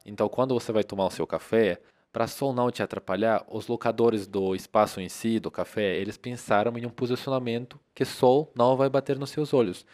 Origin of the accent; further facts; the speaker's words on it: Russia; Portuguese is a second language; now in Brazil; eu sou da Rússia